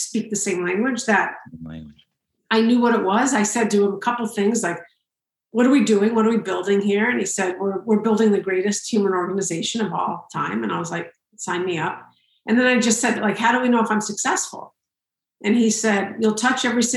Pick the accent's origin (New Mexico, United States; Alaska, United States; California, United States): New Mexico, United States; Santa Fe; also born or lived in San Francisco / London / New York; now in New Jersey, United States; I grew up in Santa Fe, New Mexico